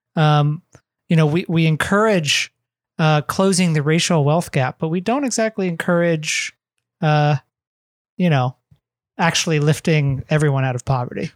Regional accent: Ohio, United States; we both grew up in America, we grew up in the Midwest

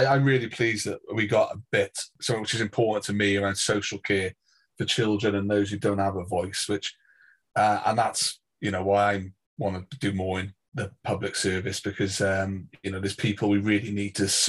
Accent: Hay-on-Wye, Wales, United Kingdom; my hometown of Hay.

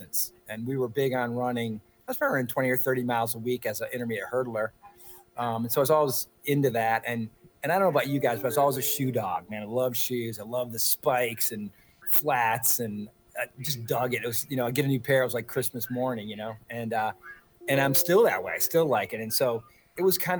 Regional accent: Traverse City, Michigan, United States; now in Lansing, United States; my hometown's Traverse City

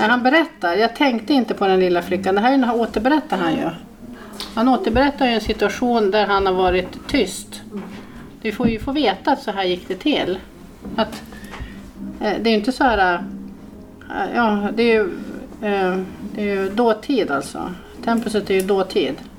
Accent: Norrland, Sweden; jag är från Norrland.

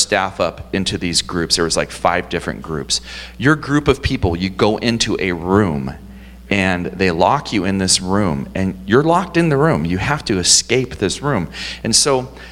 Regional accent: Portland, Oregon, United States; moved away as an adult; also born or lived in Montana; I was born and raised in Portland

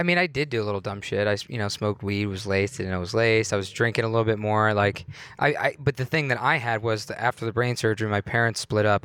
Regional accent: Youngstown, Ohio, United States; moved away as an adult; also born or lived in Pittsburgh; I was born in Youngstown, Ohio

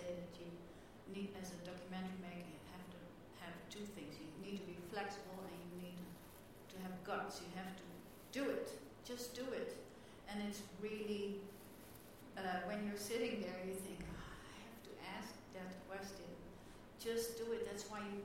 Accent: Netherlands; I'm from Holland

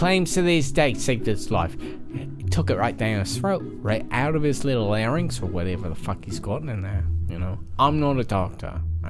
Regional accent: New York, United States; I was raised in New York, though.

